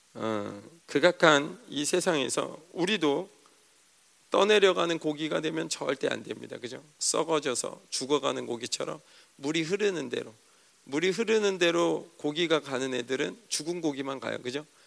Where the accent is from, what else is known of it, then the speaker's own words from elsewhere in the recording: Seoul, South Korea; 촌사람도 아닌데 서울 사람인데